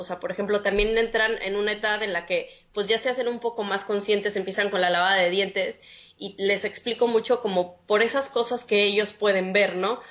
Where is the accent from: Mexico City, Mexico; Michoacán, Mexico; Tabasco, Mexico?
Mexico City, Mexico; moved away as an adult; now in San Pedro Sula, Honduras; tengo dos años ahorita viviendo en Honduras, en San Pedro Sula, soy de la Ciudad de México